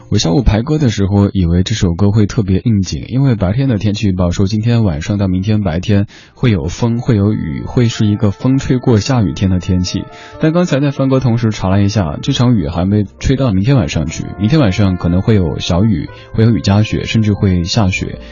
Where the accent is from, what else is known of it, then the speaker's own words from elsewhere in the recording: Sichuan, China; now in Beijing, China; 我的家乡四川那边